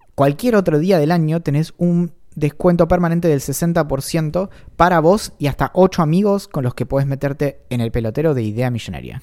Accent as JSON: {"language": "Spanish", "town": "Bariloche", "region": "Río Negro", "country": "Argentina", "tie": "born or raised there", "said": "creciendo en Bariloche"}